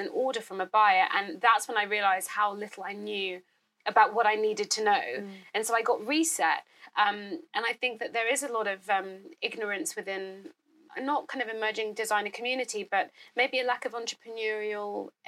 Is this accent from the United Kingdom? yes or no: yes; England, United Kingdom; I was born in England, so I went to Ghana every summer. I went to Ghana kind of for the holidays and came back to England. So that's kind of how I grew up